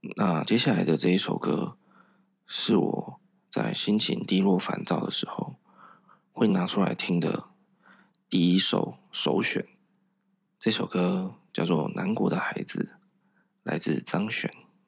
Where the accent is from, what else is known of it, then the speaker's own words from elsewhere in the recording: southern Taiwan, Taiwan; 我从小在南部长大，那长辈啊 都是讲台语